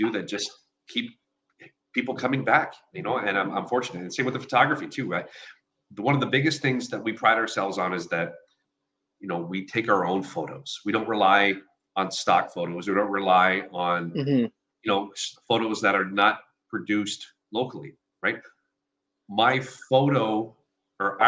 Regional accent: Sarnia, Ontario, Canada; now in Windsor, Canada; growing up in Sarnia

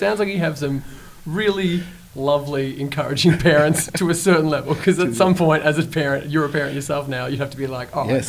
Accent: Geelong, Victoria, Australia; everyone who lived in a small town, like, I'm from Geelong

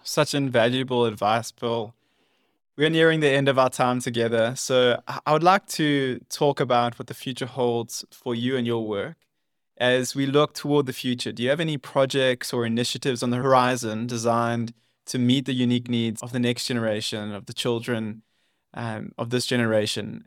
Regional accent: South Africa; my home country

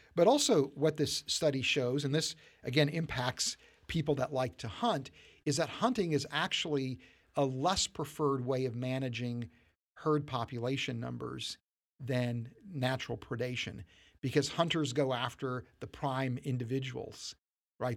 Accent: West Virginia, United States; growing up in, in West Virginia.

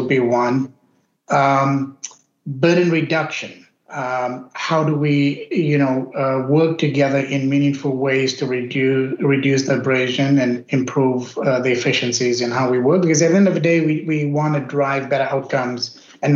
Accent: South Africa; moved away as an adult; now in United States; My origin is I grew up in South Africa of Indian origin. Immigrated to the U.S. over 2 decades ago

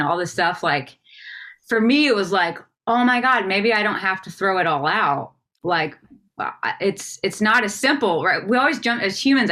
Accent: the South, United States; growing up in the South and in the church

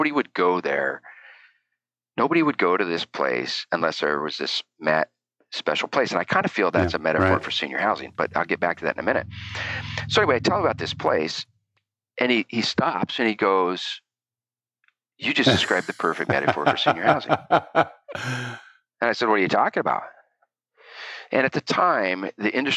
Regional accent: Eastern Oregon, United States; I grew up in a pretty cool place in Eastern Oregon.

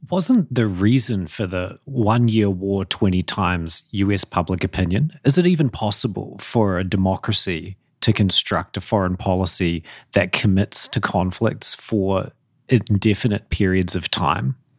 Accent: New Zealand; I'm not an Australian, by the way. I'm a New Zealander.

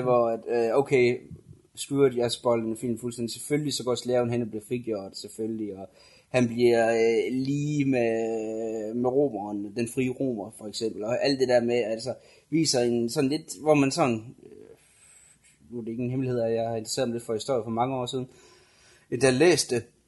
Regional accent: Denmark

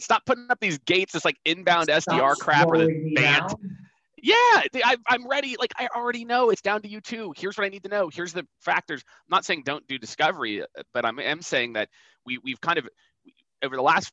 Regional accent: rural Iowa, United States; moved away; also born or lived in Nebraska; I was born in Iowa. I lived on a farm. I lived on a feedlot for a while. But the town I was born in had 900 people in the middle of like northwestern Iowa. And I grew up in rural Iowa, Nebraska, the first part of my life

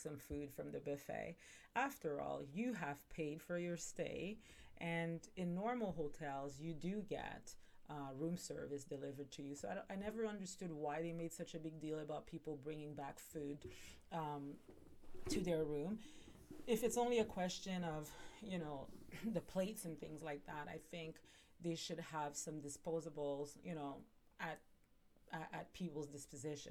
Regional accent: Montreal, Quebec, Canada; now in Ontario, Canada; I'm initially from Montreal, I'm pretty sure I've said that, and I now live in Ontario

